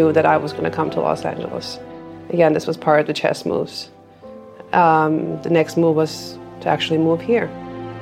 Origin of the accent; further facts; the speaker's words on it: Istanbul, Turkey; moved away; also born or lived in Boston; I'm from Istanbul, Turkey. I started conservatory when I was tiny, about 5-6 years old